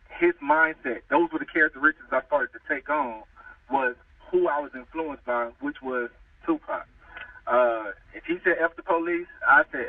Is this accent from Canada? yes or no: no; Louisiana, United States; moved away as an adult; now in California, United States; I was born in California, and I moved to Louisiana when I was like 6 years old